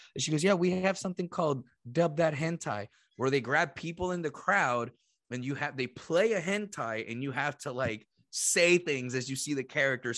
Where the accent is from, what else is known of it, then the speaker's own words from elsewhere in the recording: Puerto Rico; moved away as an adult; also born or lived in Boston; I'm from Puerto Rico